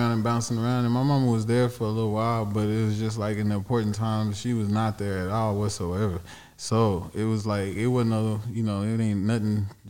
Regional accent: Lee County, Texas, United States; moved away; also born or lived in Dallas, Texas; I was born in Dallas. But then it's like I was outside of Dallas growing up in the outskirts of Austin, Texas.

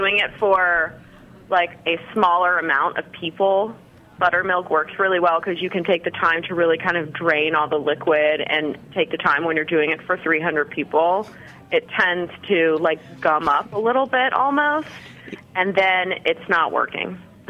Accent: Virginia, United States; I'm not. I moved here about 13 months ago.

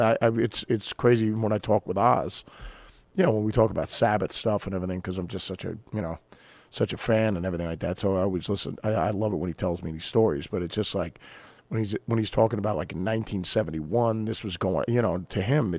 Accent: Jackson, New Jersey, United States; I had a blast growing up on the East Coast and in Jersey, where, you know, we grew up in a small town, Jackson, New Jersey, you know, so...

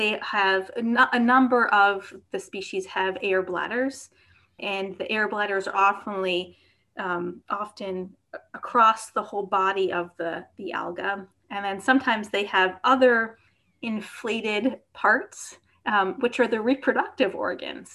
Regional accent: outside of New York City, United States; growing up outside of New York City

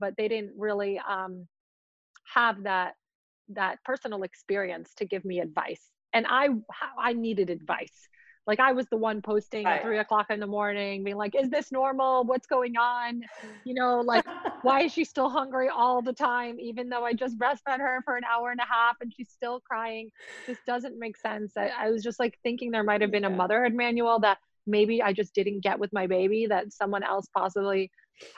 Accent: New York City, New York, United States; also born or lived in Russia; we grew up in Queens, probably the melting pot of New York.

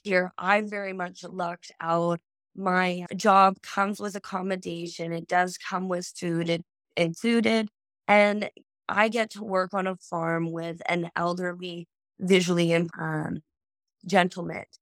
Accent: Saskatoon, Saskatchewan, Canada; first language English; moved away as an adult; now in Australia; I'm actually from Saskatoon, Saskatchewan

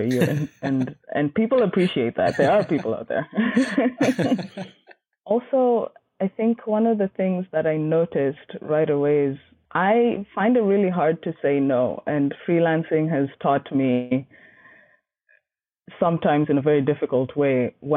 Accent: Kenya; moved away; I grew up in Kenya and most of my family is there

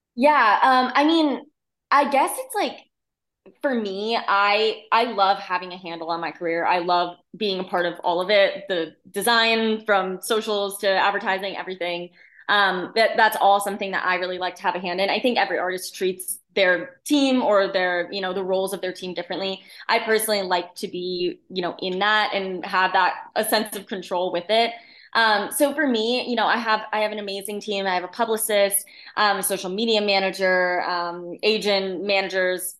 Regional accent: central Connecticut, United States; moved away as an adult; now in Nashville, United States; I grew up in, in central Connecticut

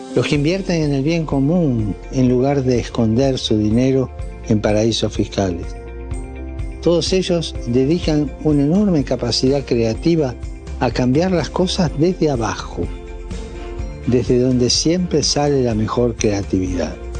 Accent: Argentina; also born or lived in San Rafael, Mendoza; nuestro querido país Argentina

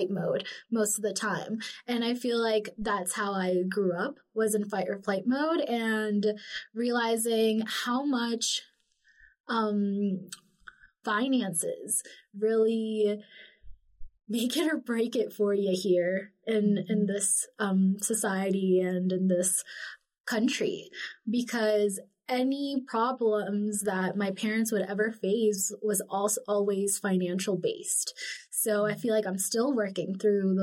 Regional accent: South Florida, United States; also born or lived in Lima, Peru; now in Salt Lake City, United States; growing up in South Florida was kind of cool

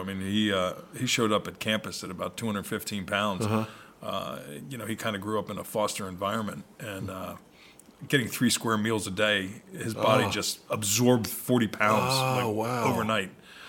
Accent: Philadelphia, Pennsylvania, United States; Philadelphia? Yeah, Philly, New Jersey, yeah.

